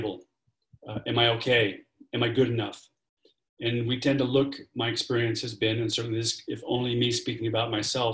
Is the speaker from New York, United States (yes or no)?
yes; New York City, New York, United States; I am an Irish Catholic kid from Brooklyn, New York